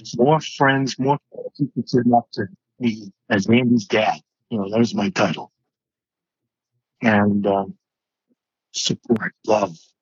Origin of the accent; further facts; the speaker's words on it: Georgetown, Massachusetts, United States; also born or lived in New England; That's Georgetown. That's my hometown